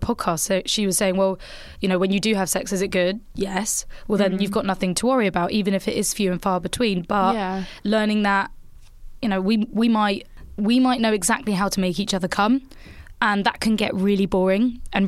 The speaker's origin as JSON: {"language": "English", "region": "England", "country": "United Kingdom"}